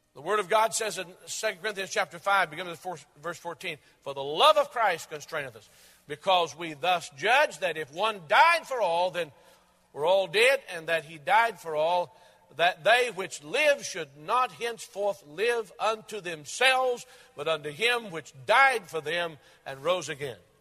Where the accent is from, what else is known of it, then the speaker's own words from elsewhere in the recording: Maryville, United States; most prominent department store in my hometown of Maryville